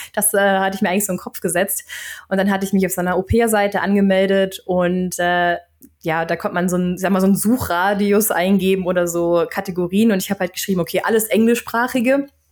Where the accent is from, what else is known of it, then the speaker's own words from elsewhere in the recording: Flensburg, Schleswig-Holstein, Germany; also born or lived in Berlin / Canada; now in Stockholm, Sweden; ich komme ursprünglich aus Flensburg und bin dann später nach Berlin gezogen, habe da knapp sechs Jahre gewohnt